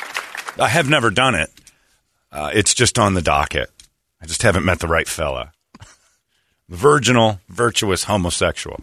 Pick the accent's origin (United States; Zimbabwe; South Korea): United States; as an American